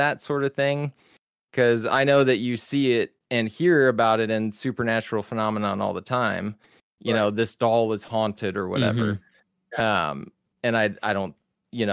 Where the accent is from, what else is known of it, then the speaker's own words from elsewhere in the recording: Texas, United States; I'm from Texas